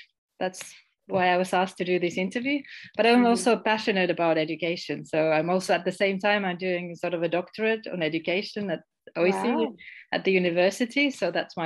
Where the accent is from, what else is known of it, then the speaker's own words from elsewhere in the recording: Finland; moved away as an adult; also born or lived in Estonia / Ghana; I'm originally from Finland, but I lived in Estonia for almost 20 years